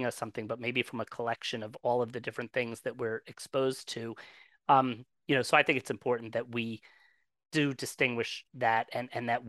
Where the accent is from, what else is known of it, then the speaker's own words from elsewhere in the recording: New Jersey, United States; I'm from New Jersey. I spent most of my life in New Jersey